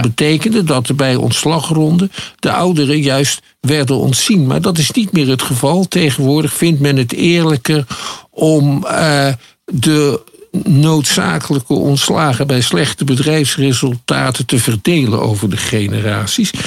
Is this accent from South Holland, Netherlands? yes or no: yes; Schiedam, South Holland, Netherlands; ik kom uit Schiedam